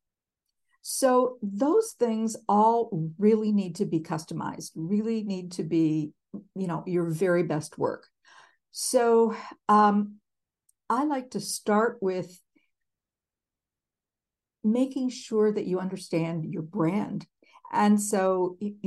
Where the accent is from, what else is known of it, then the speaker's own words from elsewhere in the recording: Minneapolis, Minnesota, United States; I am from Minneapolis